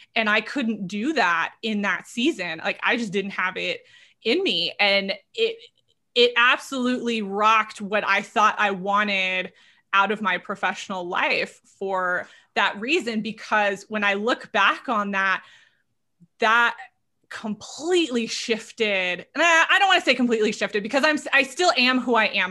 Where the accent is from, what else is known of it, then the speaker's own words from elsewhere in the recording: Southern California, United States; moved away; I'm originally from Southern California, born and raised there.